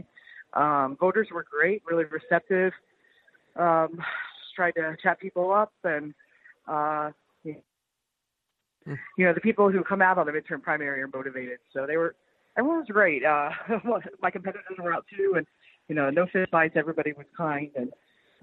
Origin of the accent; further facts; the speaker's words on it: Middletown, Indiana, United States; I'm from the Middletown area, you know, Sulphur Springs area. I live north of there. And I went to school at Shenandoah